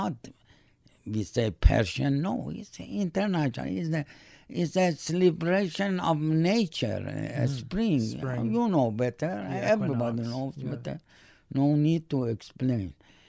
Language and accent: English; Canada; English is a second language; That's my flag. That's my I'm proud Canadian. Really, I am proud. Bottom of my heart, I'm proud Canadian.